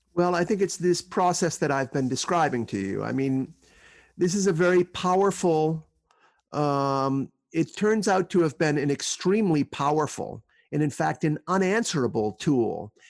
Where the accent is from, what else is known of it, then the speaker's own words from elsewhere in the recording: Northeast, United States; I grew up in the Northeast